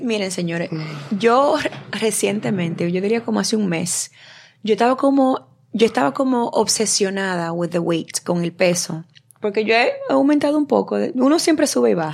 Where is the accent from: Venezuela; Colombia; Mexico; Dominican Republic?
Dominican Republic; yo soy la única dominicana